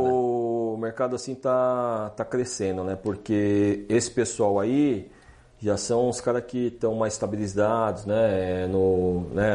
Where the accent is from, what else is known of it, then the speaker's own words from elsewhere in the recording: Brazil; eu sou do Brasil